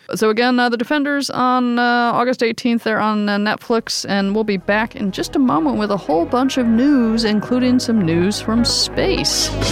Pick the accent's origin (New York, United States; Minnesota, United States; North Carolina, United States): New York, United States; New York City; as a New Yorker